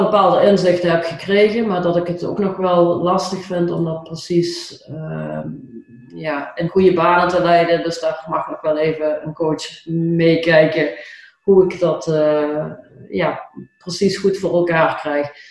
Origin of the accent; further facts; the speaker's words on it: Limburg, Netherlands; accent: Limburgish; mijn Limburgse accent